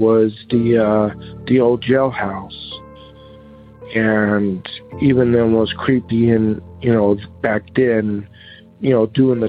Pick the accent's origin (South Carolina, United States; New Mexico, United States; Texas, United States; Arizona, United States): Arizona, United States; Seligman; moved away; also born or lived in Holbrook, Arizona; my hometown of Seligman, Arizona, and of Holbrook, Arizona, where I also lived